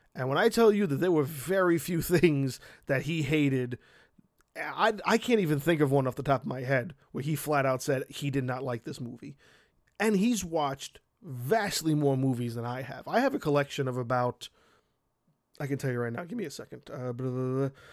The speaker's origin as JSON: {"language": "English", "town": "New York City", "region": "New York", "country": "United States", "tie": "born or raised there", "said": "the dude who owned the video store around the corner from my house when I grew up in Brooklyn"}